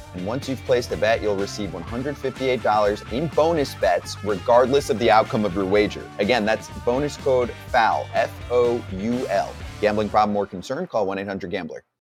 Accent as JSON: {"language": "English", "area": "Long Island and Queens", "region": "New York", "country": "United States", "tie": "born or raised there", "said": "I grew up on Long Island and in Queens"}